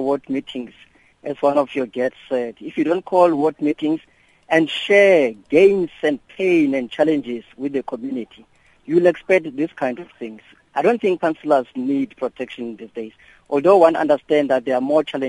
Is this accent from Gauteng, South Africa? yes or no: no; Welkom, Free State, South Africa; you know, I'm from Velkom, Machabi municipality.